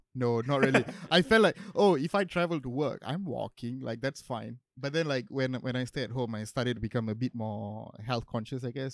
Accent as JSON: {"language": "English", "town": "Johor Bahru", "region": "Johor", "country": "Malaysia", "tie": "born or raised there", "moved": "yes", "lives_now": "Kuala Lumpur, Malaysia", "said": "my hometown is in JB"}